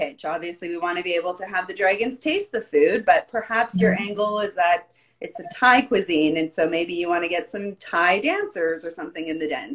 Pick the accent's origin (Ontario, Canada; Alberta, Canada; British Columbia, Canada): Alberta, Canada; Calgary; not born here, but I moved here when I was about four. So I'm okay. Pretty much Calgarian through and through.